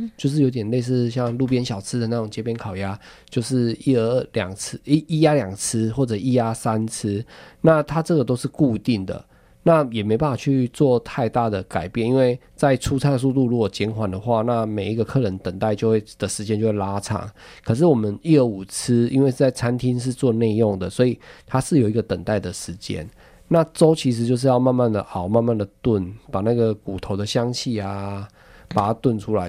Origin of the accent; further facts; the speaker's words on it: Taiwan; also born or lived in Taichung; 我们台湾人